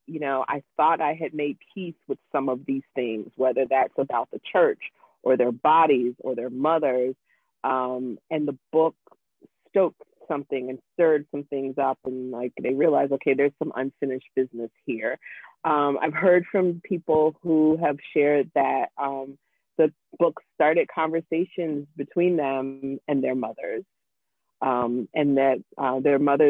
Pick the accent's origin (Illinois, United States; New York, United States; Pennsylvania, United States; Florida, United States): Florida, United States; Jacksonville; my hometown of Jacksonville, Florida. And I told her I was from Jacksonville